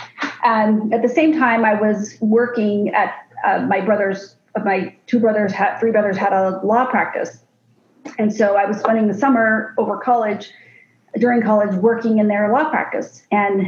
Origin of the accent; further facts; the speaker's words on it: Arizona, United States; I grew up here in Arizona, and I was the youngest of seven.